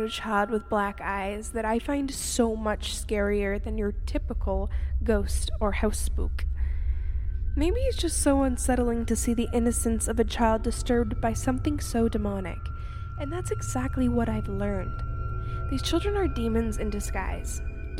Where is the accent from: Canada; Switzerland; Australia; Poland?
Canada; I am 24 years old, and I am from Canada